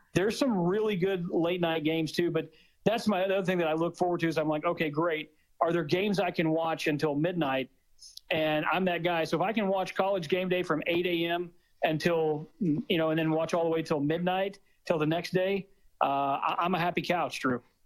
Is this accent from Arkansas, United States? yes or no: yes; Arkansas, United States; I'm from Arkansas